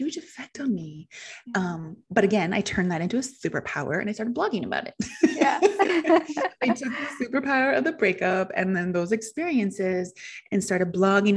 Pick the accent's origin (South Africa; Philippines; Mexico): Mexico; growing up in Mexico